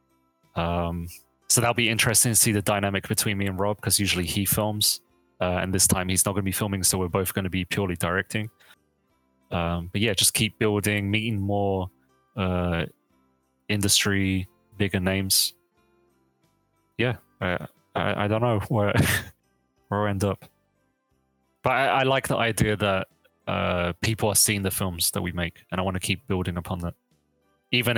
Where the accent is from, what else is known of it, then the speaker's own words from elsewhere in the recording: London, United Kingdom; now in Sacramento, United States; I'm from London